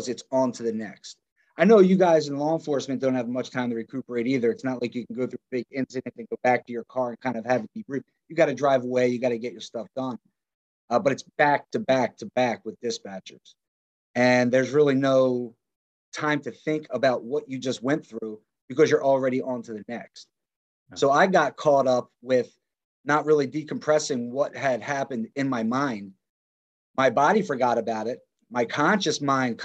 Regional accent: Philadelphia, Montgomery Counties, Pennsylvania, United States; Born and raised Philadelphia, Montgomery Counties

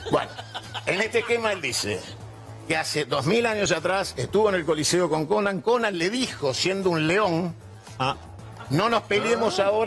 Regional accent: Argentina; yo soy nacionalista argentino

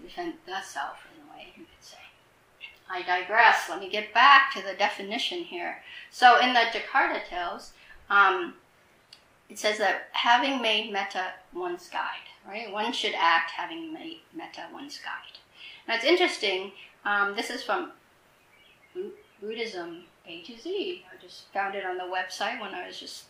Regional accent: Vietnam; moved away; I grew up in Vietnam. I left in the Vietnam War.

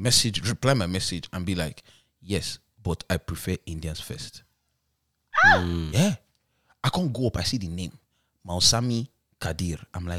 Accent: Niger; accent: British; moved away; I grew up in Niger.

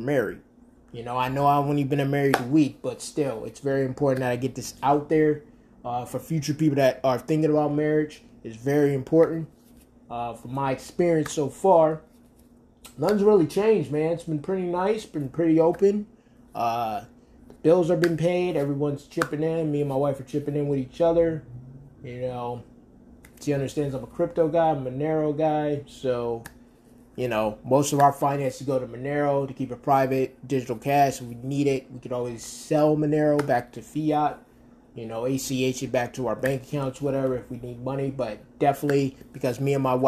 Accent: Rochester, New York, United States; moved away; Rochester, New York is my hometown, is where I was born and where I was raised.

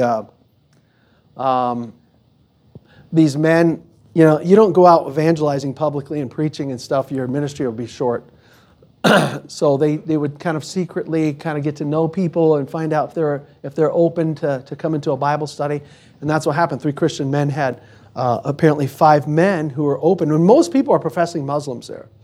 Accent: United States; we're American

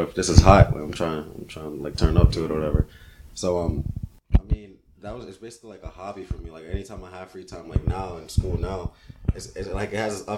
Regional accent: Virginia, United States; also born or lived in Brooklyn, New York; I'm a VA dude

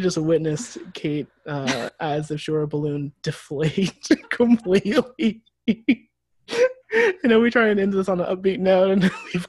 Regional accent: Midwest, United States; We are from the Midwest, we are easily scandalized.

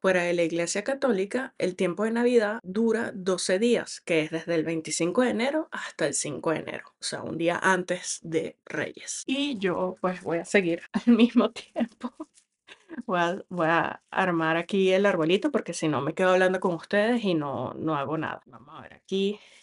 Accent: Venezuela; soy venezolana y tenemos mucha cultura navideñas

